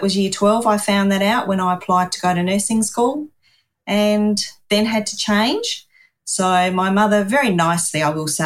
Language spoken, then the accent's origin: English; Adelaide, South Australia, Australia; always lived in Adelaide, South Australia. Haven't really wanted to shift.